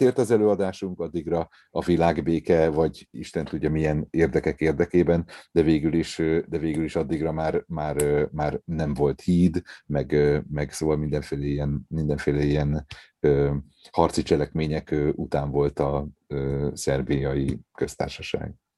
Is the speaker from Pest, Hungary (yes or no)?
yes; Gödöllő, Pest, Hungary; also born or lived in Szeged; én mivel a Gödölői Petőfi Sándor művelődési házban nőttem föl